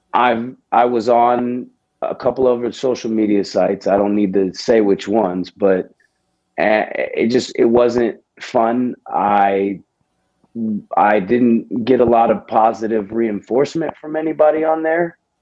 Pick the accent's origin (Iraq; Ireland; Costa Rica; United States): United States; Houston, Texas; I'm from Houston, Texas.